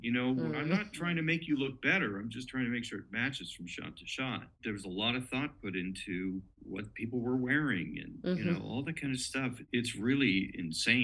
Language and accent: English; San Francisco, California, United States; San Francisco, which I have a lot because it's my hometown